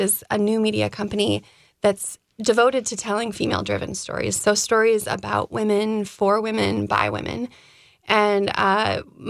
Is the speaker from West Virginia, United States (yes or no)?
no; Des Moines, Iowa, United States; also born or lived in Twin Cities, Minnesota; now in Minneapolis, United States; I'm from the Midwest, I grew up in Des Moines, and then I've lived here for a long time